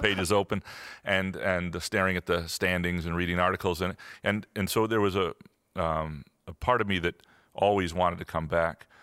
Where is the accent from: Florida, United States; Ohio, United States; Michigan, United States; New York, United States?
Michigan, United States; Lansing; also born or lived in Chicago; I grew up in Lansing, went to Lansing Sexton High School